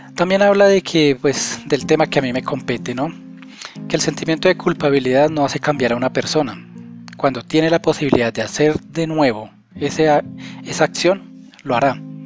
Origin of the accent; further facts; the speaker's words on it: Colombia; aquí en mi país, en Colombia